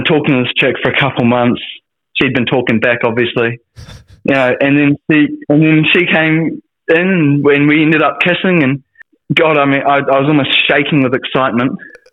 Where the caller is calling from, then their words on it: Wellington, New Zealand; I'm calling from Wellington, New Zealand.